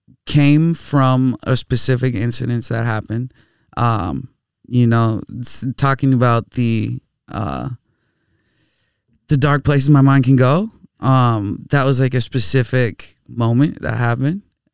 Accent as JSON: {"language": "English", "town": "Bloomington", "region": "Minnesota", "country": "United States", "tie": "born or raised there", "said": "I grew up in Bloomington, Minnesota."}